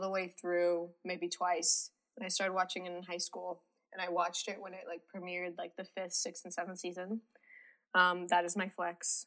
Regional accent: Wellesley, Massachusetts, United States; moved away as an adult; now in North Carolina, United States; I am from Wellesley, Massachusetts

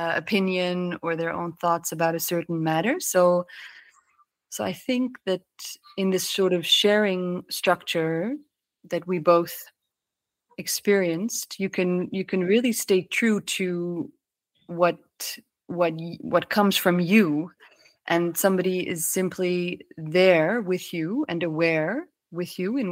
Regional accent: Maputo, Mozambique; also born or lived in Netherlands; I was born in Holland, but fairly quickly my parents and my brother and I moved to Mozambique in the southern parts of Africa. And we moved to Maputo, and we lived there, and I went to an international school for quite some time there.

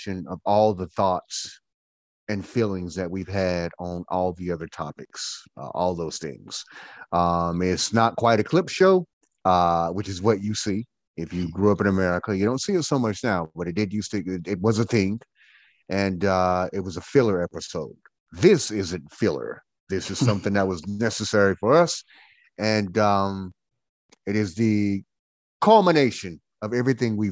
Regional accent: Goldsboro, North Carolina, United States; now in Winston-Salem, United States; I am from Goldsboro. I am a Goldsboroianite from Goldsboro

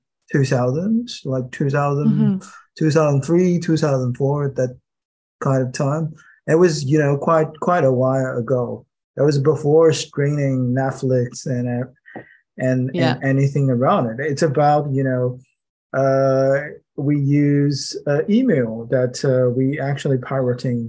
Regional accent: Shanghai, China; English is a second language; moved away as an adult; Shanghai, my hometown

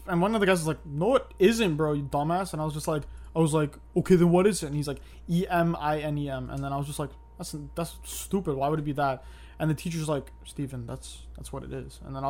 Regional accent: Toronto, Ontario, Canada; born or raised there

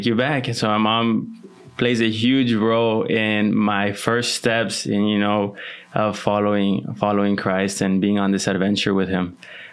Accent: Laredo, Texas, United States; also born or lived in Mexico; I was born here in Laredo, lived a few years in Mexico, and then most of my life I've spent it here

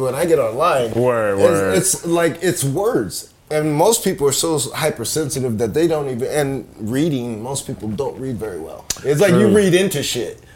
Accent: Compton, California, United States; I grew up in Compton

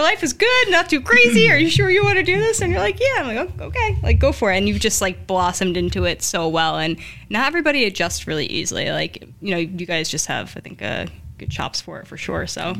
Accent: Newark, New Jersey, United States; I grew up in Newark

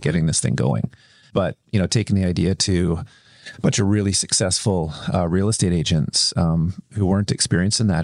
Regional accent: Kelowna, British Columbia, Canada; I grew up in Kelowna, which is a little bit, it's a little bit country

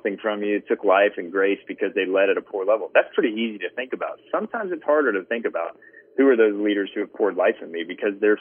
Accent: Atlanta, Georgia, United States; I grew up in the Southern Baptist Church, and one of the things that here in Atlanta, so, you know, pretty conservative space

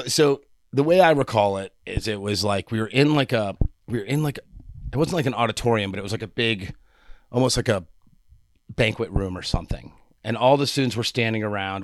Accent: New York, United States; I was from New York and my parents, my parents cooked mac and cheese out of a box

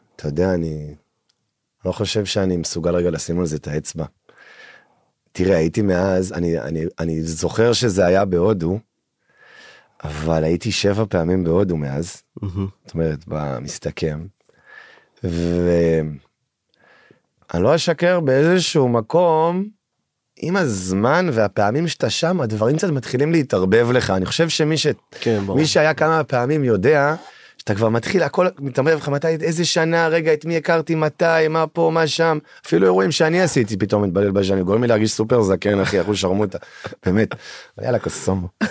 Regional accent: Alon HaGalil, Northern District, Israel; moved away as an adult; now in Tel Aviv, Israel; במקור מעמק יזרעי, גדלתי בצפון, מתגורר בתל אביב בשש השנים האחרונות.

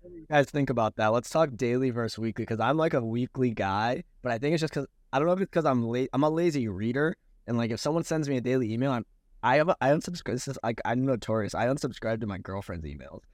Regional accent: Orlando, Florida, United States; also born or lived in New York City / Bali; now in Miami, United States; I grew up in Orlando, so, like, three hours from Miami

